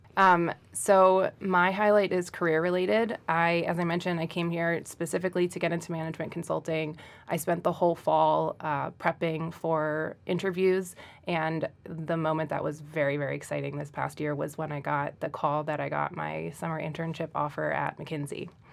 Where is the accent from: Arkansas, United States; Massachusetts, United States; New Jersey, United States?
New Jersey, United States; Central; moved away; I am originally from Central New Jersey.